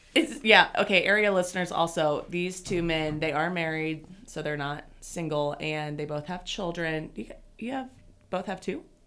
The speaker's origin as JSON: {"language": "English", "region": "Nebraska", "country": "United States", "said": "I'm from Nebraska"}